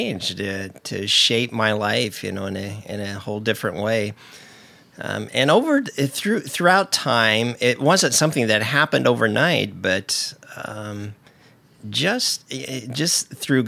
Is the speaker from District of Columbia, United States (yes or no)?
no; Indiana, United States; moved away as an adult; also born or lived in Allentown, Pennsylvania; now in Portland, United States; I grew up in Indiana